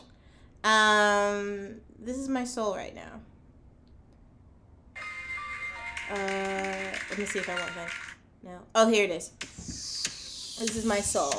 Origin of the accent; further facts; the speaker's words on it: Florida, United States; as a Black student growing up in Florida